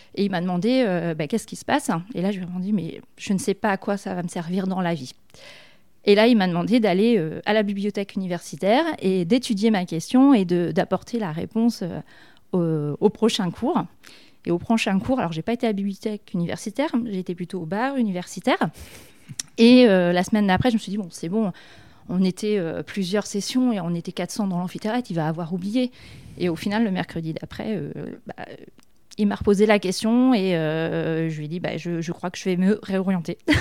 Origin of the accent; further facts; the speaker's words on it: Issoudun, Centre-Val de Loire, France; moved away as an adult; also born or lived in Châteauroux / Clermont-Ferrand / Saint-Amand-Montrond / Paris; je suis née à Châteauroux, donc euh, je suis un pur produit du Berry. Et euh, à l'époque, au niveau des études, évidemment, on était obligé de, partir. Donc moi, toute ma jeunesse, je l'ai vécue sur Issoudun